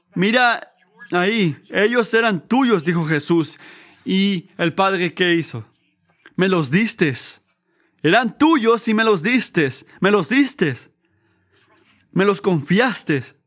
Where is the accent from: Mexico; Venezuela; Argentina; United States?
United States; como americanos